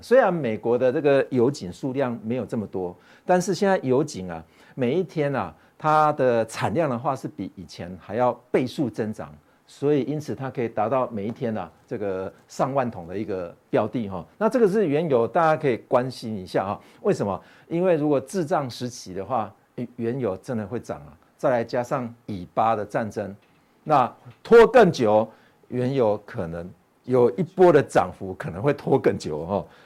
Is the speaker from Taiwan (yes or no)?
yes; Taiwan; 我们台湾人